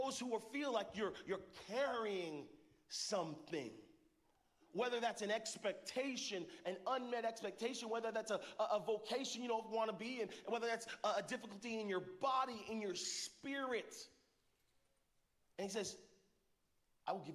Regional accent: Arizona, United States; now in Northern California, United States; we're both from Arizona, spent some time in Arizona

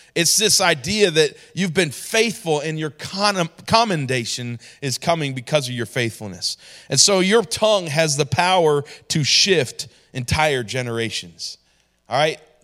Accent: New York, United States; moved away; also born or lived in Georgia; I grew up in New York

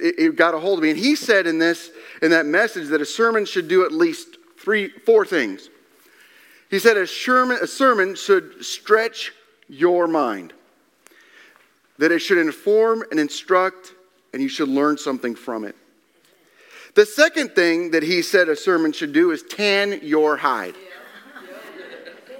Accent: Nebraska, United States; I'm from Nebraska.

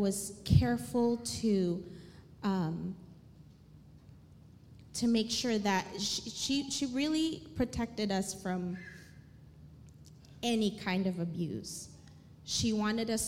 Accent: Philippines; moved away as an adult; I grew up in the Philippines. I lived there until I was 19 and something.

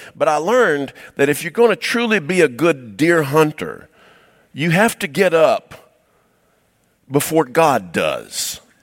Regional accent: Cumming, Georgia, United States; I was raised in Cumming, Georgia

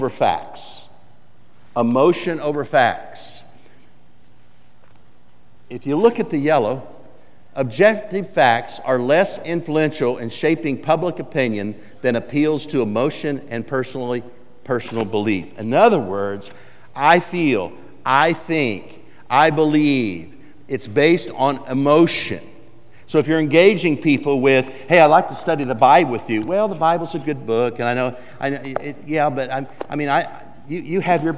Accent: Woodward, Oklahoma, United States; also born or lived in Alva, Oklahoma / Eufaula, Oklahoma; I grew up in Oklahoma. Born in Alva, Oklahoma, raised in Woodward, Oklahoma, went to high school in Eufaula, Oklahoma

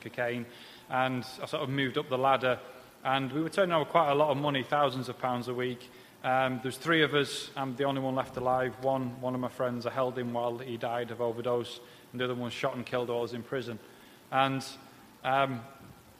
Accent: Leeds, Yorkshire and the Humber, United Kingdom; accent: Peter Kay-ish twang; I'm obviously not a southerner, as you can tell by the Peter Kay-ish twang to my voice. I'm from the north. I grew up just outside Leeds.

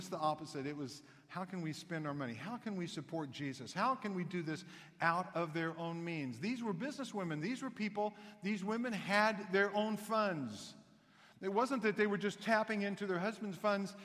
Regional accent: Knoxville, Tennessee, United States; When I was raised in the South with a mom from the South, because I was born in Knoxville, Tennessee

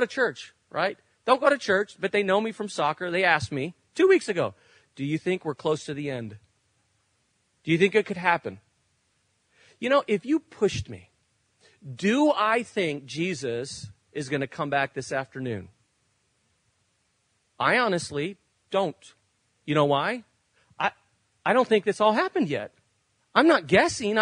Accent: Spain; moved away; When I grew up in Spain

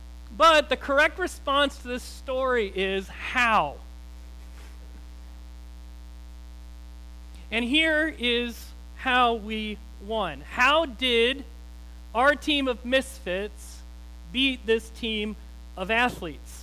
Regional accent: Lake Michigan, Midwest, United States; in my hometown, being on Lake Michigan, you'd play a lot of beach volleyball

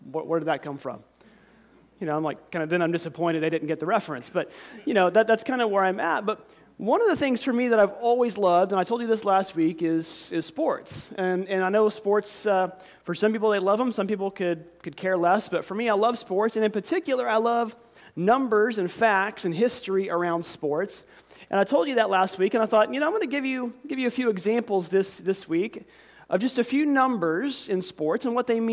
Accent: near Commerce, Oklahoma, United States; right outside of my hometown

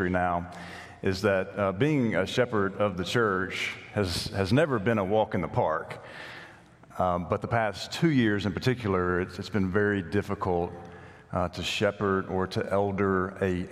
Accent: Nashville, Tennessee, United States; moved away; the congregation I grew up at in Nashville

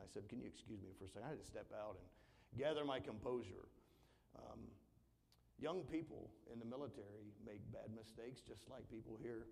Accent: the South, United States; I'm from the South

